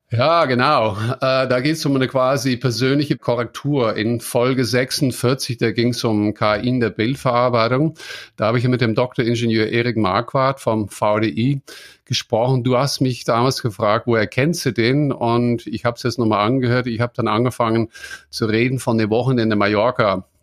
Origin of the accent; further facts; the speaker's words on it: near Maastricht, Limburg, Netherlands; German is a second language; moved away; das ist nicht so weit weg von dort, wo ich geboren bin, in den Niederlanden